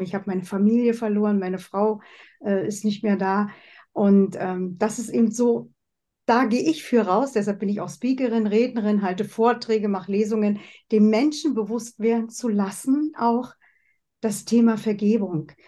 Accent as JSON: {"language": "German", "country": "Germany", "also_born_or_lived": "West Germany", "moved": "as an adult", "lives_now": "Switzerland", "said": "Ich komme ja aus der DDR. Ich habe es im Osten gelernt"}